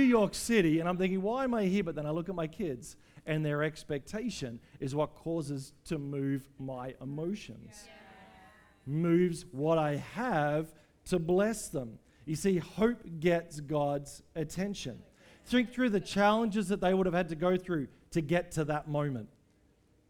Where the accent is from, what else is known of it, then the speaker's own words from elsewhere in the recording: Australia; as an Australian